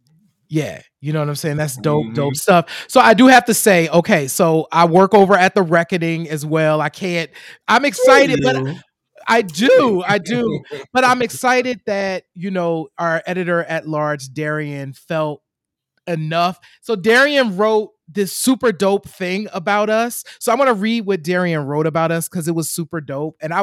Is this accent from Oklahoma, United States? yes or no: no; Chester, Pennsylvania, United States; my hometown of Chester, Pennsylvania